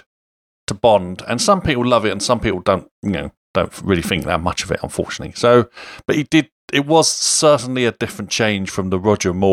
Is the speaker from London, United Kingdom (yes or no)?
yes; London, United Kingdom; I'm from London.